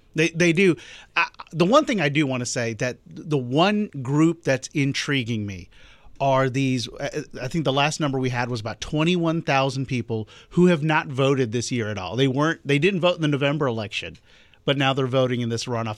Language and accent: English; Augusta, Georgia, United States; my hometown of Augusta